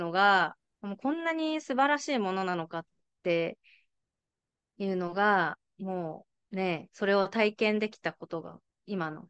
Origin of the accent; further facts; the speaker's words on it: Tokyo, Japan; moved away as an adult; now in Crescent City, United States; 私はその今、あ、生まれも育ちも東京なので